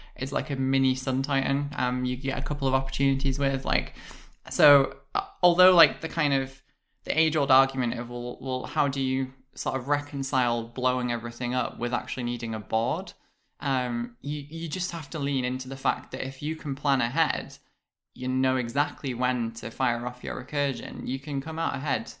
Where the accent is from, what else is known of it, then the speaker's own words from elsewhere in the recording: United Kingdom; I'm British